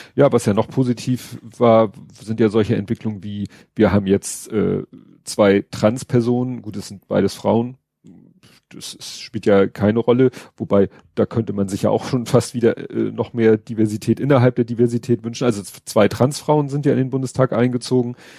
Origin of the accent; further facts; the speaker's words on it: Germany; als Deutsche